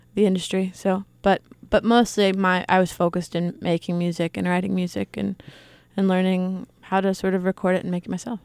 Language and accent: English; Eastern Shore of Maryland, United States; I'm from the eastern shore of Maryland